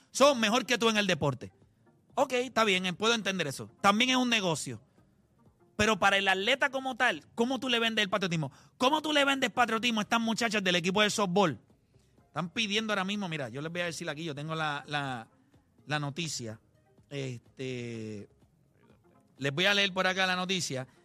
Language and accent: Spanish; Puerto Rico; Digo, me siento orgulloso de donde soy. Sigo siendo puertorriqueño.